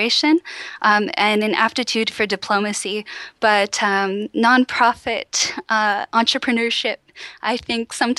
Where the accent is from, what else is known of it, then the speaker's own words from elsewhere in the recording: Cambridge, Ontario, Canada; moved away as an adult; also born or lived in Oxford / Ottawa; I'm from Cambridge, Ontario, which is near Waterloo, and it's part of Waterloo Region